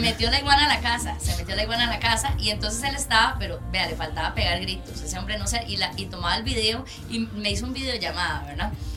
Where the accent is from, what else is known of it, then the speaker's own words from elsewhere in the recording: Desamparados, San José, Costa Rica; nací y bueno, crecí en Desamparados